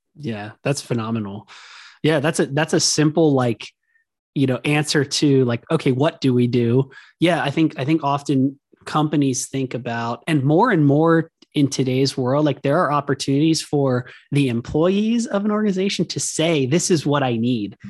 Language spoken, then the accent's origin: English; Hershey, Pennsylvania, United States; our house was on Chocolate Avenue in Hershey, Pennsylvania